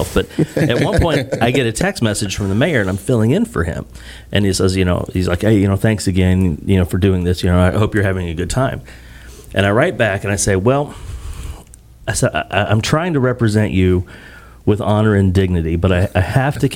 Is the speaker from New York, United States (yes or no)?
no; Illinois, United States; moved away; Originally, Illinois